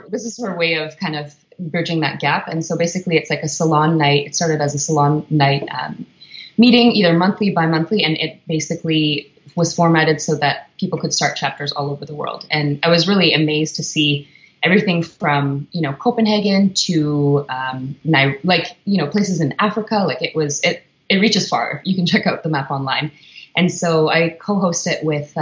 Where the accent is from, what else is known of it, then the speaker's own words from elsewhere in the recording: Winnipeg, Manitoba, Canada; moved away as an adult; also born or lived in Whistler; now in Vancouver, Canada; I'm originally from Winnipeg